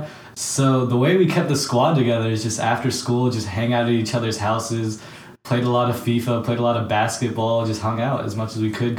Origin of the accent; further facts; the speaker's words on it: Huntsville, Alabama, United States; moved away as an adult; now in St. Louis, United States; I'm originally from the Huntsville area. That's how I know Mahad and Josefa. We grew up together, and right now I'm in St. Louis for undergrad out at Wash U.